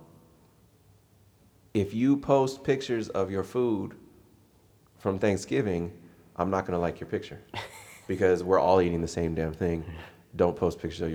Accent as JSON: {"language": "English", "region": "California", "country": "United States", "said": "I'm from California"}